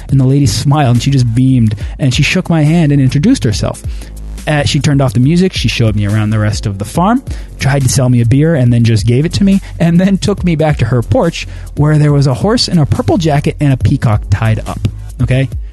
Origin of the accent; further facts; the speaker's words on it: United States; growing up in the States